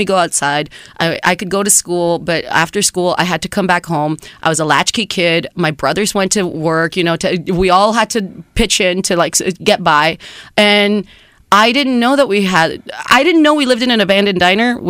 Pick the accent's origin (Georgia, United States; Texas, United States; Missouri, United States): Texas, United States; San Juan; first language Spanish; English is a second language; moved away; also born or lived in Reynosa, Mexico / New York; my hometown is named San Juan. It's San Juan, Texas